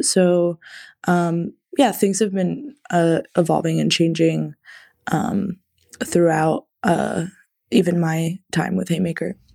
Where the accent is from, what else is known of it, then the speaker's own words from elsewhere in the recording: a small Midwestern town, United States; now in Chicago, United States; I'm from a, a small Midwestern town